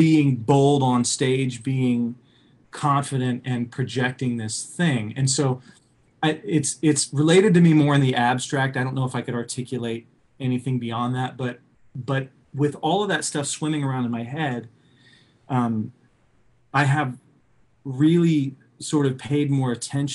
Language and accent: English; Oklahoma City, Oklahoma, United States; I was raised in the Midwest. You know, I grew up in Oklahoma City